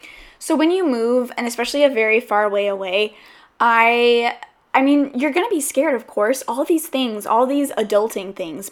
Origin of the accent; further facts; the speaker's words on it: the South, United States; because I'm from the South, and I know that we get a bad rap for saying, hey, I'll have you over sometime, and then we don't do anything about it. And so I came to the West Coast kind of in that mindset